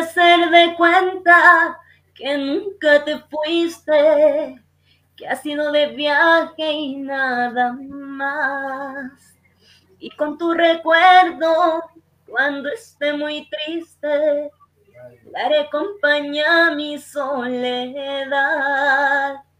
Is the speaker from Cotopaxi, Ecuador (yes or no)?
yes; Salcedo, Cotopaxi, Ecuador; mi cantón Salcedo